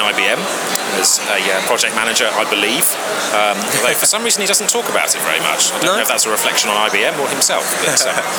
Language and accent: English; Hayling Island, South East England, United Kingdom; moved away as an adult; also born or lived in Oxford; we grew up on the South Coast, and on a place called Hayling Island, actually, which is an island